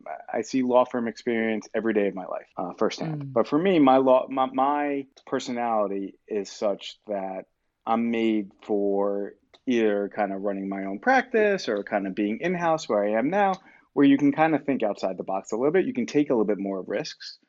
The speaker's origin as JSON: {"language": "English", "region": "New York", "country": "United States", "also_born_or_lived": "Atlanta / New Jersey", "said": "I'm from New York originally, and I moved back up to New York and New Jersey a couple years later"}